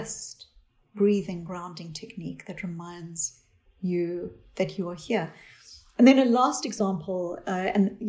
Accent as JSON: {"language": "English", "country": "South Africa", "tie": "born or raised there", "said": "I grew up in South Africa"}